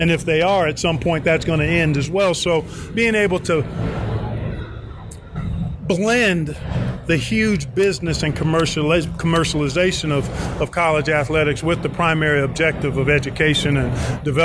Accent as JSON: {"language": "English", "town": "Cleveland", "region": "Ohio", "country": "United States", "tie": "born or raised there", "also_born_or_lived": "Indiana", "said": "Grew up in Cleveland, Ohio"}